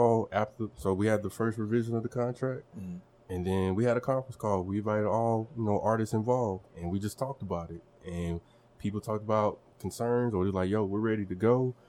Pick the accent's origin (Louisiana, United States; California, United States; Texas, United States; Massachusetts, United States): Texas, United States; Longview; moved away as an adult; also born or lived in Oklahoma; now in Tulsa, United States; the similarities I see between my hometown of Longview, Texas and Tulsa. It's a big country city where everybody knows everybody.